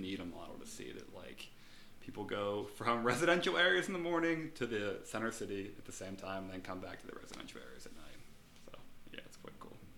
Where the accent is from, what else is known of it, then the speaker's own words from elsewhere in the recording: Pittsburgh, Pennsylvania, United States; moved away; I'm from Pittsburgh originally